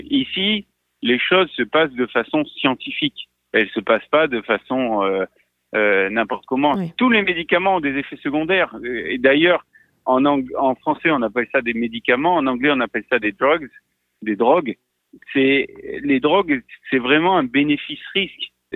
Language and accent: French; Marseille, Provence-Alpes-Côte d'Azur, France; je suis marseillais